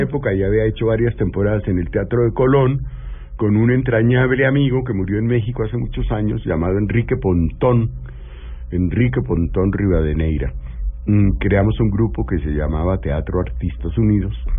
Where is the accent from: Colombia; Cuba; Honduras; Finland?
Colombia; born or raised there